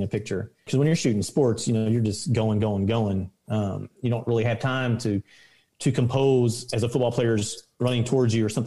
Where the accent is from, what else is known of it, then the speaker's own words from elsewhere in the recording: Louisville, Kentucky, United States; I'm from the South End in Louisville, in Kentucky